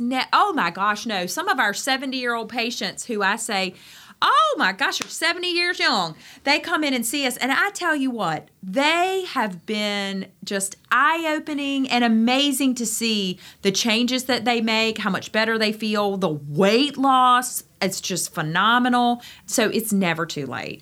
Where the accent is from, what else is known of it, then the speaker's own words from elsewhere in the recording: Greenville, North Carolina, United States; moved away as an adult; now in Outer Banks, United States; I am from Greenville, North Carolina.